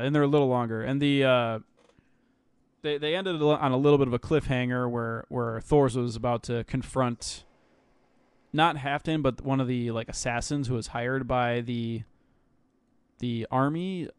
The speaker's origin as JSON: {"language": "English", "country": "United States", "said": "I'm American"}